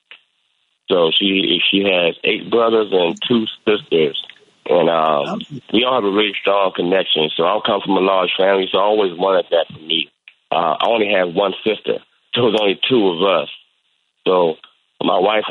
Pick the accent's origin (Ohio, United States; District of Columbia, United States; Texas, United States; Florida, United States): District of Columbia, United States; Washington; moved away as an adult; I grew up in Washington, D.C.